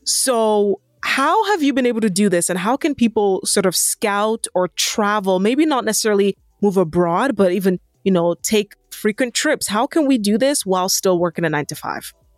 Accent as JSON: {"language": "English", "country": "Nigeria", "said": "I'm Nigerian"}